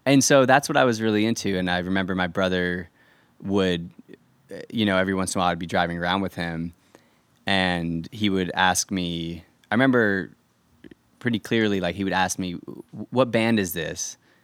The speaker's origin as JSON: {"language": "English", "town": "Irvine", "region": "California", "country": "United States", "tie": "born or raised there", "also_born_or_lived": "New Jersey", "said": "I grew up in Irvine"}